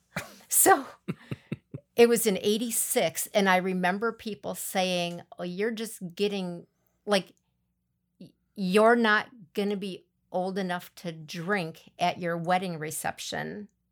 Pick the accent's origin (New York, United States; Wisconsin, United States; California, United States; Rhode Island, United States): Wisconsin, United States; Milan; also born or lived in Abbotsford / Athens; growing up in Milan, Abbotsford, Athens